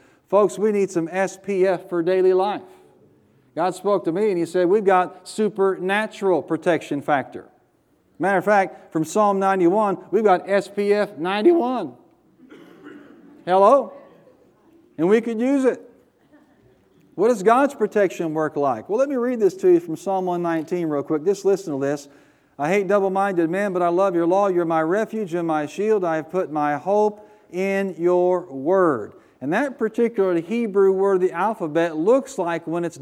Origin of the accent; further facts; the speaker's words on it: United States; I'm an American